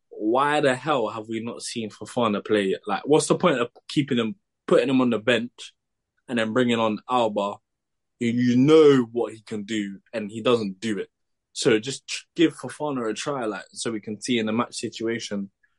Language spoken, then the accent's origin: English; Molde, Møre og Romsdal, Norway; I came from Molde, fam.